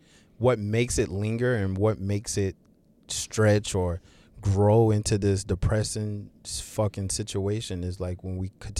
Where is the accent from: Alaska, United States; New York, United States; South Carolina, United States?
South Carolina, United States; moved away; my hometown.